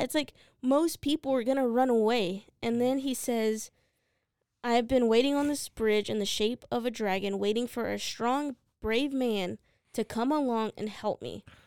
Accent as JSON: {"language": "English", "country": "United States", "said": "I'm an American"}